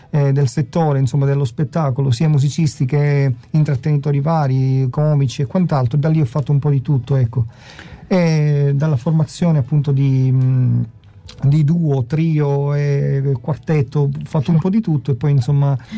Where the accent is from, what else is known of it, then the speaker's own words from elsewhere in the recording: Gela, Sicily, Italy; born there; nasce in realtà nella splendida Sicilia, in un comune di 100.000 abitanti circa, Gela, e così a approfitto anche per salutare tutti i miei paesani.